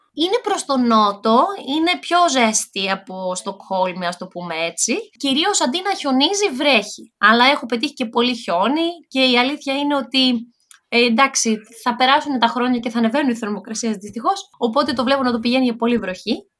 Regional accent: Thessaloniki, Central Macedonia, Greece; moved away as an adult; now in Sweden; εγώ είμαι από τη Θεσσαλονίκη, δεν είχα σκοπό να φύγω, όχι από τη Θεσσαλονίκη, δεν είχα σκοπό να φύγω από την Καλαμαριά, που είναι η περιοχή, Α, η γειτονιά

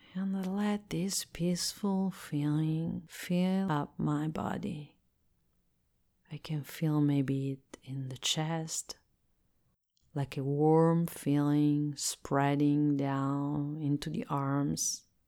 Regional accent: Italy; English is a second language; I am Italian and I live in Italy, so I speak English as a second language.

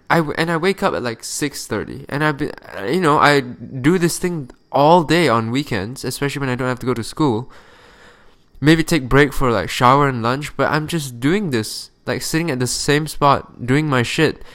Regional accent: Malaysia; moved away; I'm from Malaysia

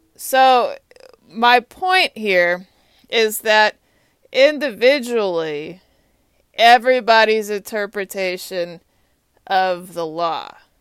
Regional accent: Austin, Texas, United States; now in Washington, D.C., United States; I am from Austin, Texas

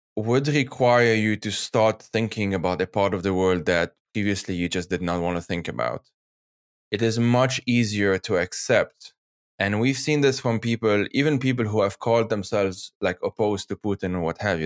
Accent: Lebanon; now in Geneva, Switzerland; I'm from Lebanon

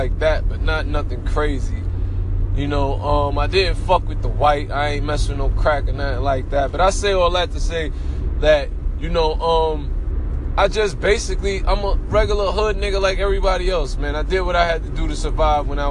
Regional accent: New York City, New York, United States; also born or lived in Jamaica, Queens; I'm from Brooklyn, East New York

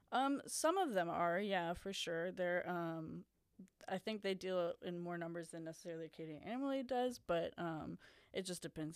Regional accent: Baton Rouge, Louisiana, United States; now in Lafayette, United States; I grew up in the Baton Rouge area

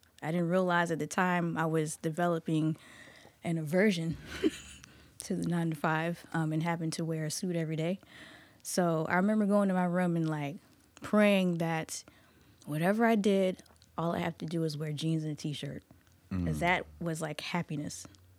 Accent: Goochland, Virginia, United States; So I grew up in Goochland.

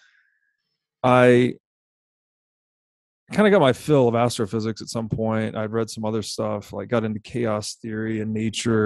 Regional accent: Tennessee, United States; I grew up in Tennessee

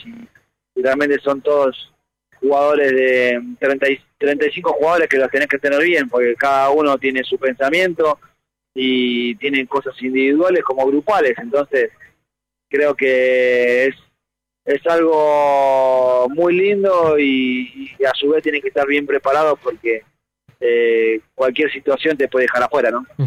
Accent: Buenos Aires, Argentina; Yo soy hincha de Platense desde chiquito porque nací en Saavedra

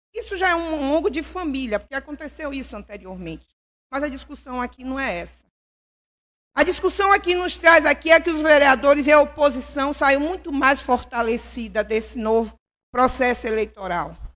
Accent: Governador Mangabeira, Bahia, Brazil

